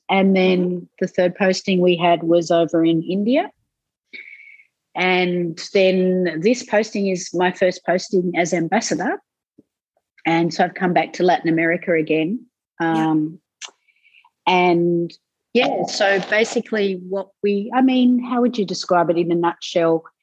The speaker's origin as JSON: {"language": "English", "country": "Australia", "lives_now": "Lima, Peru", "said": "So I live in Lima, mm-hmm. and um, I'm the Australian ambassador in Lima."}